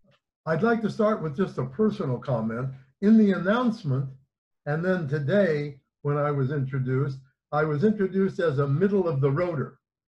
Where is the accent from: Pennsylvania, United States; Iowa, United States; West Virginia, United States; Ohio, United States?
Iowa, United States; I come from the middle of Iowa. I came from a religious Zionist family. And when I started the university in my home state, the University of Iowa